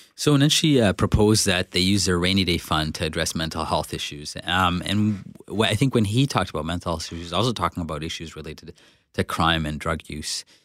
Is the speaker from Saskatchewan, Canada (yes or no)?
no; Winnipeg, Manitoba, Canada; I'm from Winnipeg, South Winnipeg. Um, but because I'm a person of color, the automatic perception is that I'm not local, even though I am